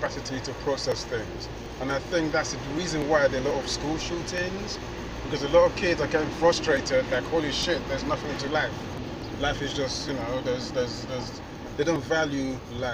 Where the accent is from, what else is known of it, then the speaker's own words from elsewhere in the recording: London, United Kingdom; I was born in London.